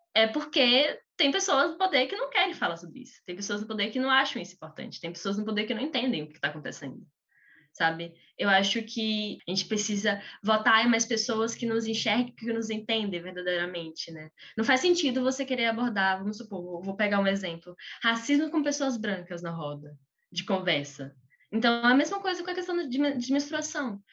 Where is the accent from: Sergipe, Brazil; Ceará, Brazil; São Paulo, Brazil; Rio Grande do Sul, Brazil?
Sergipe, Brazil; Aracaju; Eu sou de Sergipe, eu sou de, de Aracaju, Sergipe